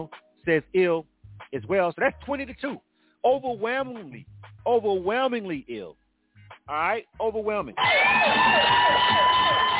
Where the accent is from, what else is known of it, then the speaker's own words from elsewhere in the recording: Florida, United States; now in Atlanta, United States; I'm born and raised in Florida